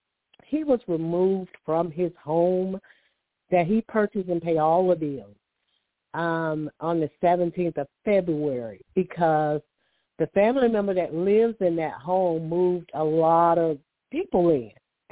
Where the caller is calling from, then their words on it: Alabama, United States; I'm calling from Alabama, so I kind of deal with sinuses.